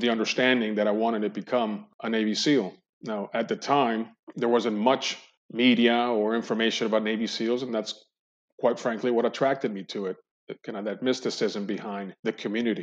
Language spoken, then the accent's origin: English; Colombia; moved away as an adult; also born or lived in Cali / Medellin; now in United States; they returned back to their hometown, Colombia, and I grew up there, graduated high school